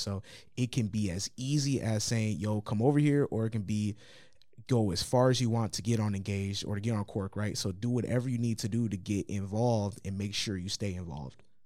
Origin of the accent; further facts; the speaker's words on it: New Lothrop, Michigan, United States; I'm from New Lothrop